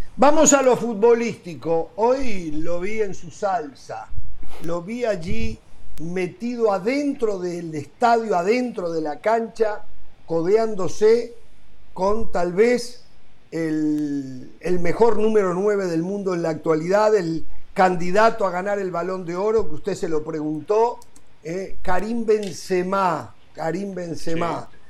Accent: Uruguay; moved away; llevo mi pasaporte uruguayo acá cuando bajo el Montevideo

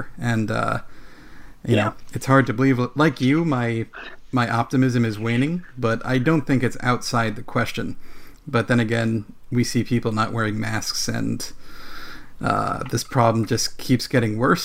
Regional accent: New Jersey, United States; I grew up in New Jersey

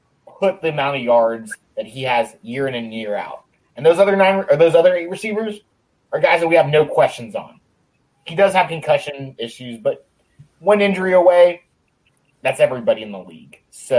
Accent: Texas, United States; Everybody but Dan right now gets a point, just because I'm a Texan.

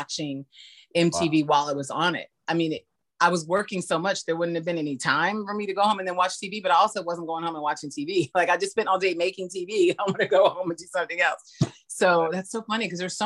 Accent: San Diego, California, United States; San Diego, and since that's my hometown

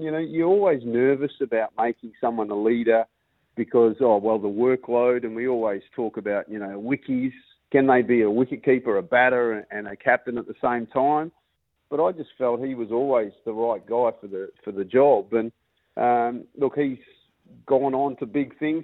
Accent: Perth, Western Australia, Australia; moved away as an adult; now in Durham, United Kingdom; us Perth boys

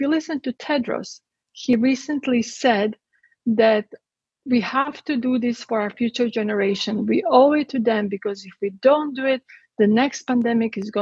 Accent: Croatia; moved away as an adult; I'm from Croatia. I was born in Yugoslavia and I lived there under communism until I was 18 years old.

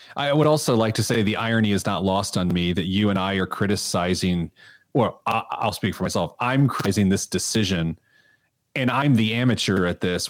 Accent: Midwest, United States; I'm a Midwesterner

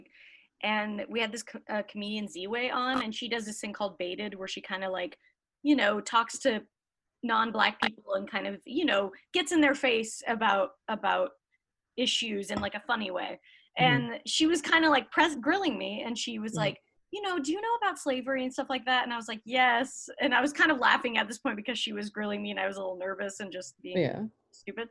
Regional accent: Salt Lake City, Utah, United States; moved away as an adult; also born or lived in Sacramento, California; now in Los Angeles, United States; I grew up in Salt Lake City, so as we yeah. can imagine, very, very white

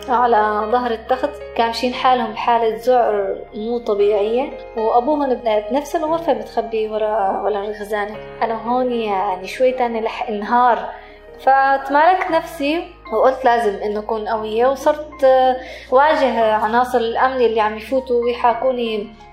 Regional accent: Moadamiyat al-Sham, Rif Dimashq, Syria; أنا من مواليد آه، 83 من منطقة آه، معظمية الشام

